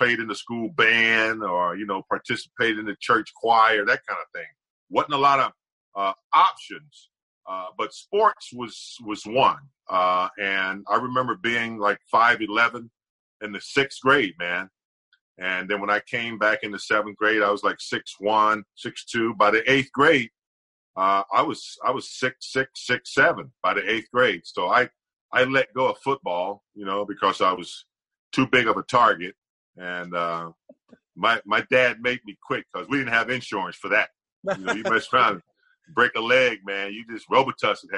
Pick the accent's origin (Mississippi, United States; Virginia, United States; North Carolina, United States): North Carolina, United States; Gastonia; moved away as an adult; now in Los Angeles, United States; I grew up in a very small town. You know, I am from the South, country, dirt road, man